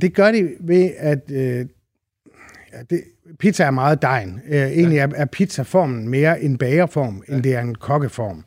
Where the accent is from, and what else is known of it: Randers, Central Denmark Region, Denmark; born or raised there